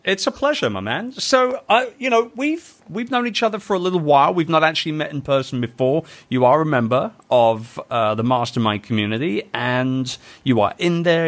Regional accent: United Kingdom; We are British

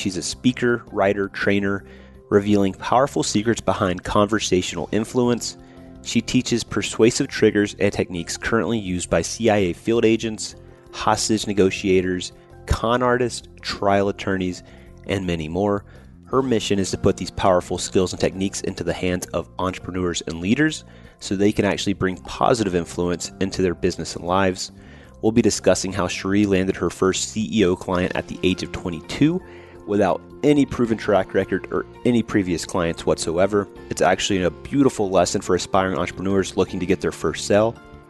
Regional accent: Georgia, United States; So I'm from Georgia, so it's very appropriate.

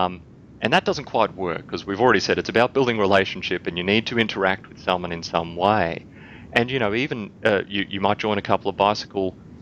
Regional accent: Australia; accent: Aussie; my Aussie accent

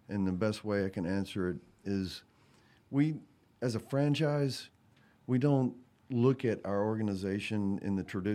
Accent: Mississippi, United States; I grew up in Mississippi

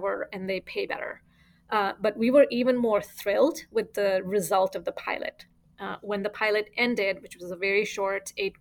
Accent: Fremont, California, United States; I've always lived here in Fremont. It's been my hometown since 20 plus years

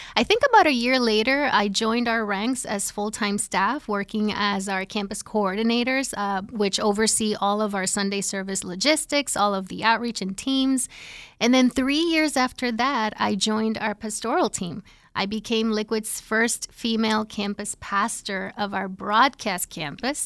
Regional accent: Puerto Rico; moved away as an adult; now in New Jersey, United States; I'm originally from Puerto Rico

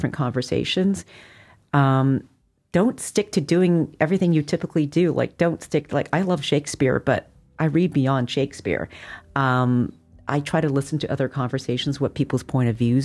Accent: Montreal, Quebec, Canada; now in United States; I grew up in Montreal

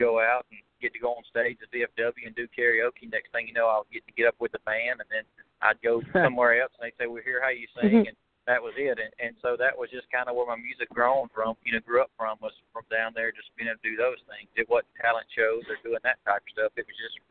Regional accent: Mendenhall, Mississippi, United States; also born or lived in Nashville; I'm originally from Mendenhall, Mississippi. You know, born and raised there.

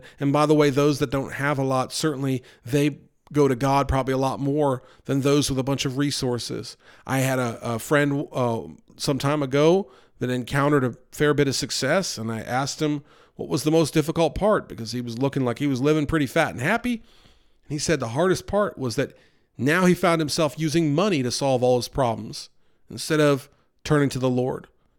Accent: New York, United States; Growing up outside of New York City, I saw a lot of homelessness and poverty.

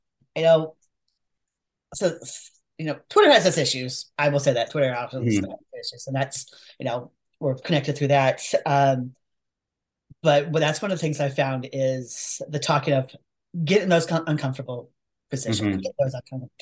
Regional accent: Portland, Oregon, United States; I grew up in Portland, Oregon

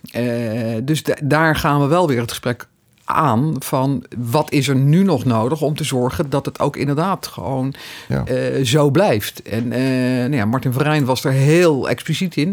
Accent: Netherlands

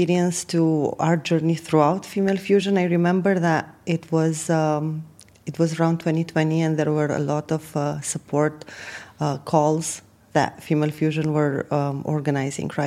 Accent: Romania; moved away as an adult; also born or lived in UAE; now in United Arab Emirates; I have been born and raised in Romania, traveled a bit, and then settled in the UAE about 10 years ago

